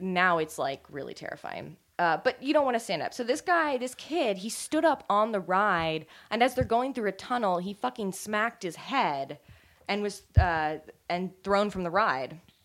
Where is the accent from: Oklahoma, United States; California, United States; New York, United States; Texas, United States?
California, United States; I grew up in California